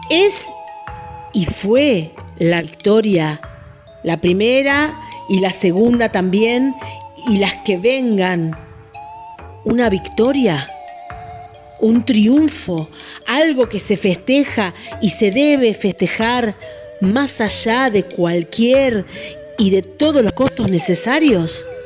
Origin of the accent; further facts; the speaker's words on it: Argentina; somos argentinos y argentinas